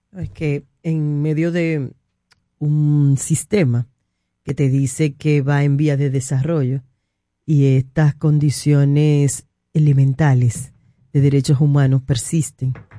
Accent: Dominican Republic; muchos dominicanos vivimos

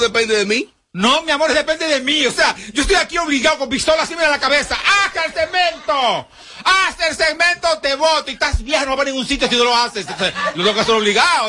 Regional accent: Dominican Republic; como dominicano

